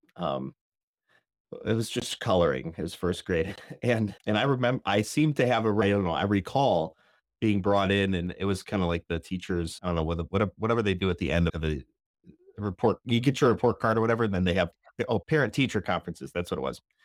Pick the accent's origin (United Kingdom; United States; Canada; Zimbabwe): United States; Northern Illinois; I'm from Northern Illinois.